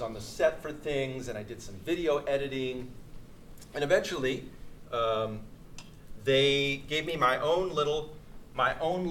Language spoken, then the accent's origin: English; Moss Beach, California, United States; I grew up in Moss Beach by Half Moon Bay